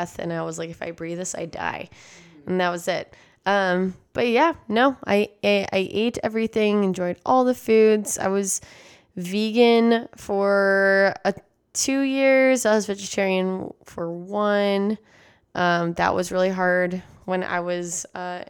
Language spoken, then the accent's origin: English; San Antonio, Texas, United States; I grew up in San Antonio, Texas, and therefore I was raised with Tex-Mex and McDonald's